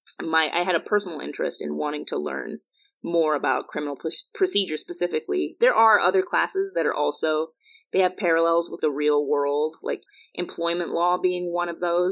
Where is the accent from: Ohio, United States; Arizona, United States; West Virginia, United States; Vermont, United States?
Arizona, United States; Chandler; moved away as an adult; also born or lived in New Jersey / Massachusetts; high school in Chandler, Arizona to Princeton